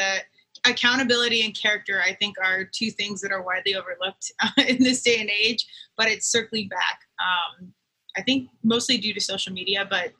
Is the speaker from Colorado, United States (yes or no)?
yes; Colorado, United States; I'm from Colorado.